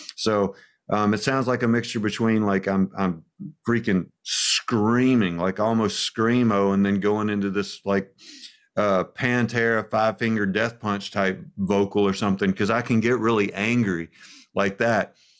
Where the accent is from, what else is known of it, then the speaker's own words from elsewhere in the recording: Birmingham, Alabama, United States; I'm a hillbilly from Alabama